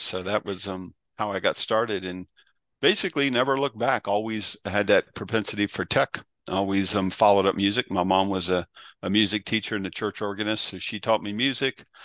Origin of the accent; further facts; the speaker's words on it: Berryville, Virginia, United States; also born or lived in Arlington, Virginia; grew up, the cattle farm was in Berryville, born in Arlington